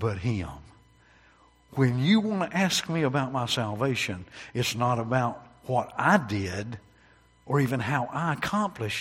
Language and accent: English; North Carolina, United States; I was born in North Carolina